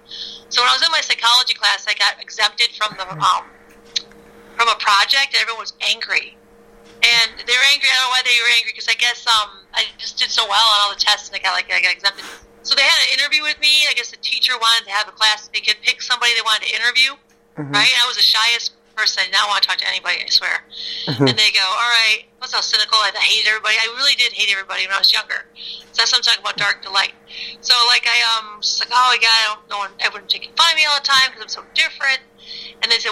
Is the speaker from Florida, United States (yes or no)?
no; Chicago, Illinois, United States; I grew up in South Side of Chicago.